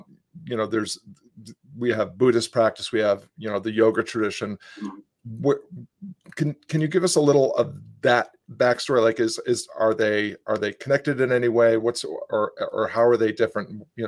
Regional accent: Western Massachusetts, United States; I grew up in Western Massachusetts

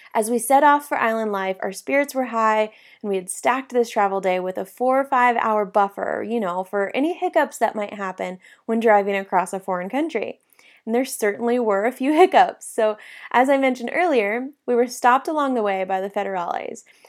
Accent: South Lake Tahoe, California, United States; I grew up in South Lake Tahoe

